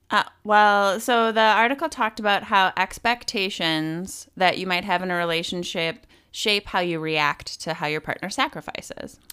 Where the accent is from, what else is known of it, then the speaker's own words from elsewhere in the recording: Wisconsin, United States; moved away; also born or lived in Milwaukee; I used to live in Milwaukee 'cause I'm from Wisconsin